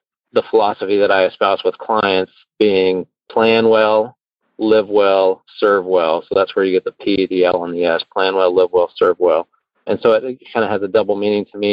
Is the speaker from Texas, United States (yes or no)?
yes; Houston, Texas, United States; moved away as an adult; also born or lived in Chicago; I moved from Chicago to Houston. And while I had grown up in the area